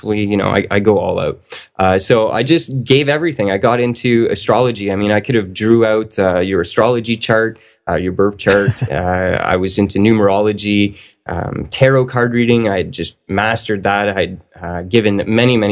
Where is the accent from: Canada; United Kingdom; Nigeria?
Canada; I'm a Canadian. I grew up in a Catholic family